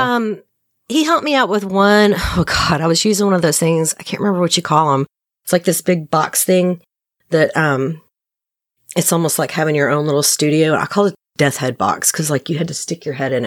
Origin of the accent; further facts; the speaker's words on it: right outside of Nashville, Middle Tennessee, United States; I'm from Tennessee and I'm in Tennessee